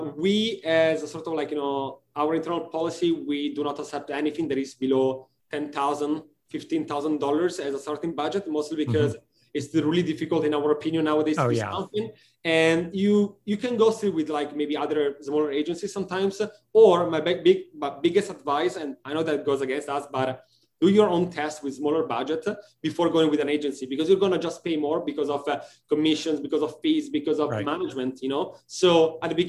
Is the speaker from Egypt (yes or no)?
no; Italy; now in United States; I'm from originally from Italy, living and working in the States